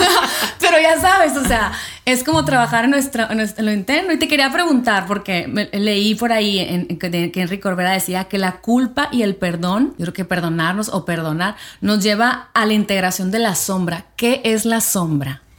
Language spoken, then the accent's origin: Spanish; Mexico; nosotros como latinas, como mexicanas